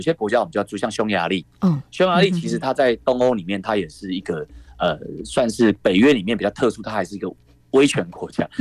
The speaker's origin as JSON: {"language": "Chinese", "country": "Taiwan", "said": "我们台湾人来看，他就是一个外敌"}